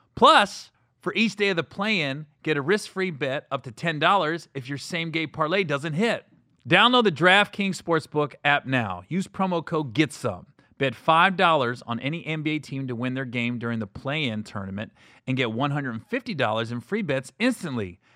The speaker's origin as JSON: {"language": "English", "town": "Cincinnati", "region": "Ohio", "country": "United States", "said": "Cincinnati. I'm from Cin-, I'm not from Cleveland."}